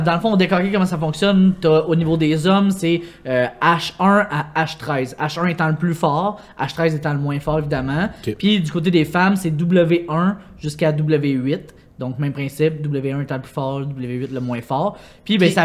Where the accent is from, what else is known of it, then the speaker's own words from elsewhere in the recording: Longueuil, Quebec, Canada; je viens de Longueuil